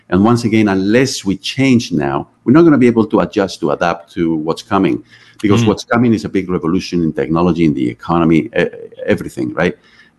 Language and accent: English; Canada; How do I fit here? I'm a Canadian.